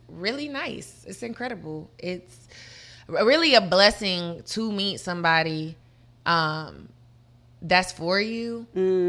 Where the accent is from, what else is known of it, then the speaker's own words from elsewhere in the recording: Murfreesboro, Tennessee, United States; also born or lived in Detroit, Michigan; I'm originally from Detroit, Michigan, okay. but was raised in Murfreesboro, Tennessee, which is like 30 minutes from Nashville